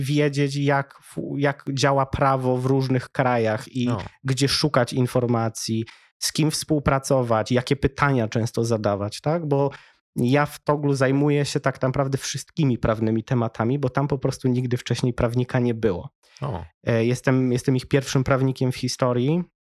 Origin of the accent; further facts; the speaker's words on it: Wrocław, Lower Silesian Voivodeship, Poland; wychowałem się we Wrocławiu